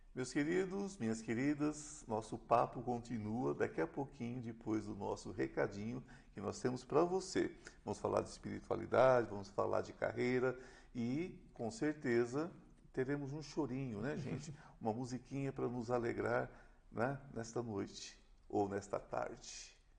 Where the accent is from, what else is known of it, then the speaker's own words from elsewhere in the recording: São Paulo, Brazil; eu sou nascido aqui